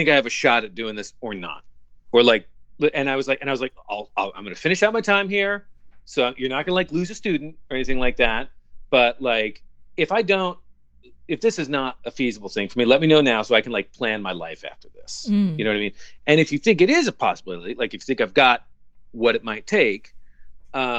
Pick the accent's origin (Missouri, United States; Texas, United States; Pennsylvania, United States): Missouri, United States; Kansas City; growing up in Kansas City